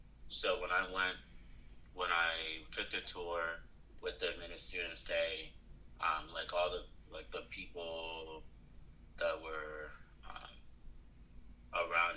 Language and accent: English; Prince George's County, Maryland, United States; also born or lived in Nigeria; I was born in Nigeria and I moved here when I was about 6, 7. And I've been in PG, Prince George's County, since before I moved to Goucher